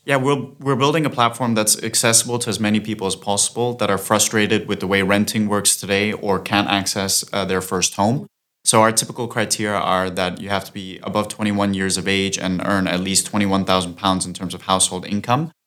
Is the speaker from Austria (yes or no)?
yes; Austria; moved away as an adult; now in London, United Kingdom; I'm originally from Austria, but I've been in London for the past seven years